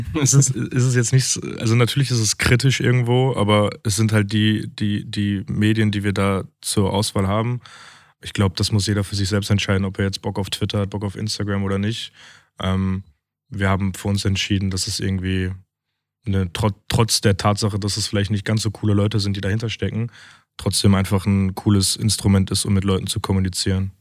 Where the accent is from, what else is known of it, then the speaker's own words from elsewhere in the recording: Essen, North Rhine-Westphalia, Germany; wir sind halt Essener durch und durch